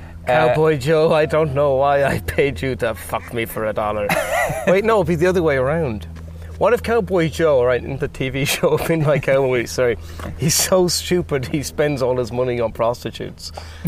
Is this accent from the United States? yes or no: no; Athenry, Connacht, Ireland; moved away; I'm from Athenry, County Galway. Yeah, it's a very nice town.